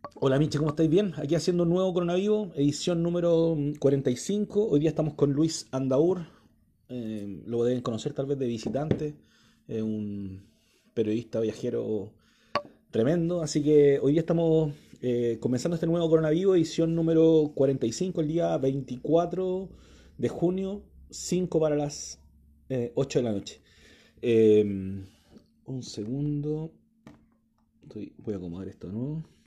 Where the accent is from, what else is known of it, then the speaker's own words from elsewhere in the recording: Puente Alto, Santiago Metropolitan Region, Chile; Yo soy de Puente Alto